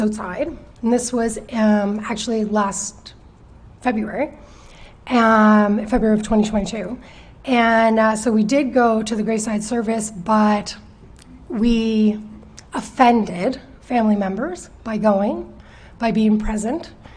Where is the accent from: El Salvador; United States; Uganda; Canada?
Canada; Chester, Nova Scotia; I grew up in Chester, but um, moved away for a few years